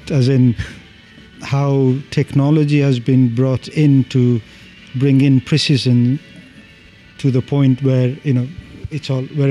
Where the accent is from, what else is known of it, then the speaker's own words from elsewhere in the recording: Nepal; moved away as an adult; now in United Kingdom; growing up in Nepal before the internet